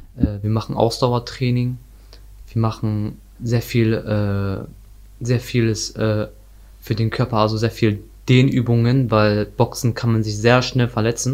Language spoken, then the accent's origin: German; North Rhine-Westphalia, Germany; Ich komme aus Nordrhein-Westfalen